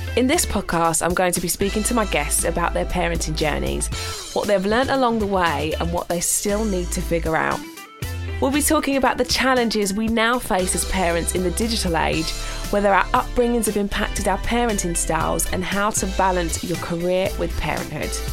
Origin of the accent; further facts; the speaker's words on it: Essex, East of England, United Kingdom; I grew up in Essex with my mum.